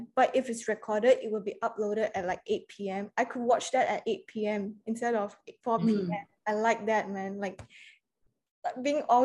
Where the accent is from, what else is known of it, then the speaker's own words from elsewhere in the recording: Malaysia; moved away as an adult; I'm from Malaysia too